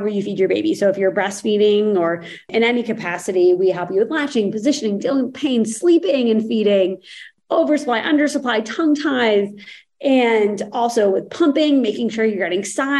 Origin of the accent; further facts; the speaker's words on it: Boston, Massachusetts, United States; moved away; my background was growing up outside of Boston. So a Boston girl at heart